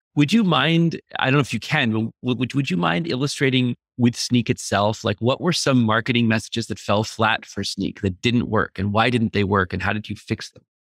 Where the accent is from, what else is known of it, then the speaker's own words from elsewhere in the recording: Boston, Massachusetts, United States; I'm originally from Boston